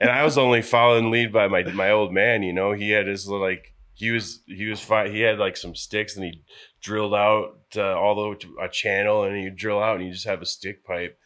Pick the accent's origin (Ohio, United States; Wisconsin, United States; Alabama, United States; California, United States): Wisconsin, United States; La Crosse; moved away as an adult; also born or lived in Colorado; from La Crosse, Wisconsin